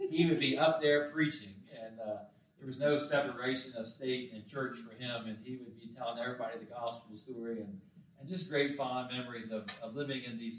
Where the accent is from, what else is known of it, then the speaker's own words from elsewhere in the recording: Summit Point, West Virginia, United States; we had one store growing up in Summit Point. Of course, Ranson had a couple